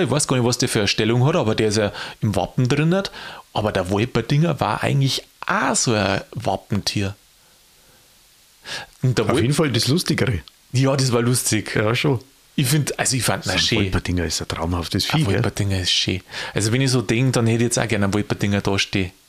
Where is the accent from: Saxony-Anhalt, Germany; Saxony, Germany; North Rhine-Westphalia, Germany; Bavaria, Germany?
Bavaria, Germany; Und jetzt komme ich aus Niederbayern.